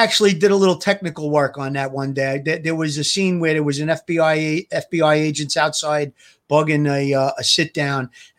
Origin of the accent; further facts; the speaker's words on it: New York City, New York, United States; So I was around a lot of wise guys growing up. I came from Gravesend Avenue